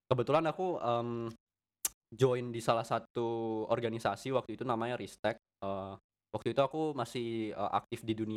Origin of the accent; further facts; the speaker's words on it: Jember, East Java, Indonesia; sekolahku kan swasta aku asli Jember